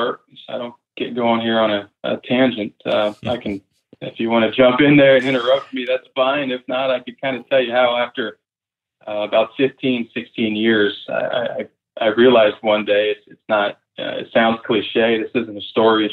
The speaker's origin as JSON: {"language": "English", "region": "Pennsylvania", "country": "United States", "tie": "born or raised there", "also_born_or_lived": "Mississippi", "said": "I grew up in Pennsylvania"}